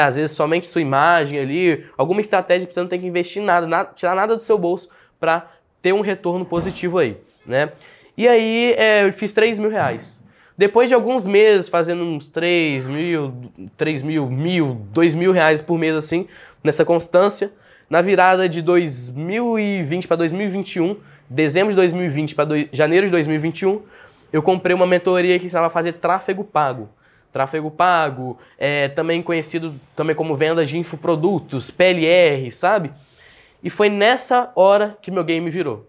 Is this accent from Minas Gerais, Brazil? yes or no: yes; Belo Horizonte, Minas Gerais, Brazil; also born or lived in Uberlândia / Araguari; Eu nasci em Belo Horizonte, nasci aqui em Belo Horizonte, morei aqui até os meus 14 anos